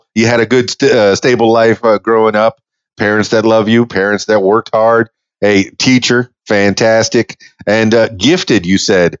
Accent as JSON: {"language": "English", "town": "Miami", "region": "Florida", "country": "United States", "tie": "born or raised there", "said": "and I grew up in Miami, you know, in a tougher part of town, and we all played outside in the dirt"}